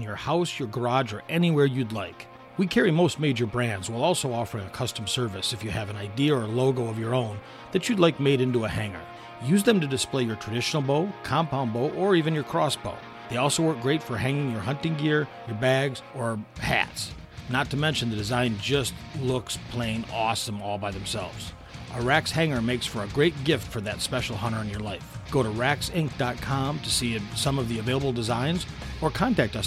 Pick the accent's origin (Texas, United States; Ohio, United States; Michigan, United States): Michigan, United States; moved away as an adult; I was gone from Michigan for 20 plus years. And when I first was, you know, when I was grew up in Michigan